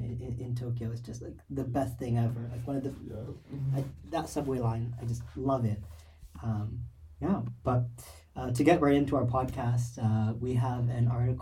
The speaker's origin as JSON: {"language": "English", "country": "Kenya", "said": "So I'm Kenyan"}